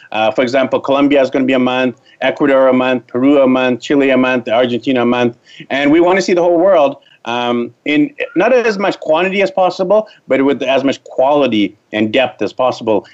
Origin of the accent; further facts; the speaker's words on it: Vancouver, British Columbia, Canada; moved away as an adult; I'm from Vancouver, BC, Canada. I was born there, raised there, went to elementary school, high school, university there